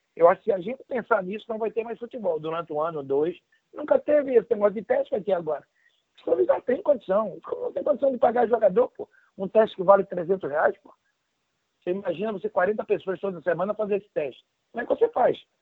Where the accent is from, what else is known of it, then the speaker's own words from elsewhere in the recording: Northeast Region, Brazil; moved away as an adult; also born or lived in São Paulo / Campinas / Madrid; eu sou nordestino